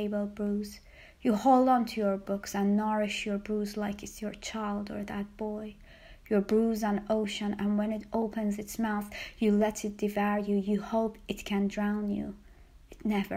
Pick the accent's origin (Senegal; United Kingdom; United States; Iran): Iran; Tehran, Tehran Province; moved away; a tribute to my hometown, and it's called …. Tehran